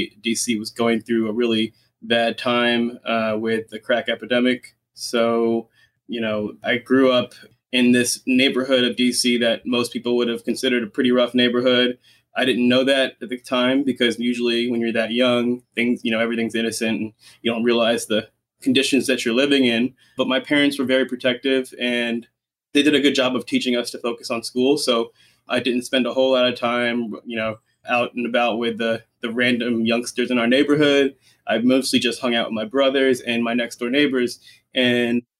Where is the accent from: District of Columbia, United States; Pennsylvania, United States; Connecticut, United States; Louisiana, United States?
District of Columbia, United States; Washington; moved away as an adult; also born or lived in Silver Spring, Maryland; now in Los Angeles, United States; So I grew up in Washington, D.C. I grew up in Northeast D.C. My parents moved to Maryland, in Silver Spring specifically, when I was in fifth grade